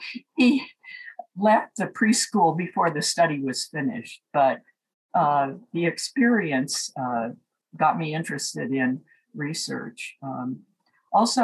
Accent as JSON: {"language": "English", "town": "Seattle", "region": "Washington", "country": "United States", "tie": "born or raised there", "also_born_or_lived": "San Francisco", "moved": "as an adult", "said": "I grew up in Seattle, Washington, and attended the University of Washington as an undergraduate"}